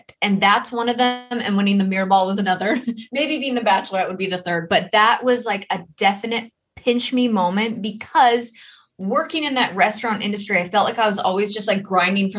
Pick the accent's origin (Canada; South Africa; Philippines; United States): Canada; also born or lived in Germany; in my hometown.